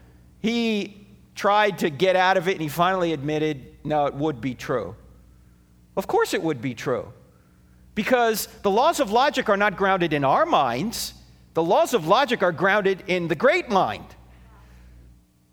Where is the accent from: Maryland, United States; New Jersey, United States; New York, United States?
New Jersey, United States; moved away; I'm originally from New Jersey, all right? So I speak at 150 words a minute with gusts to 350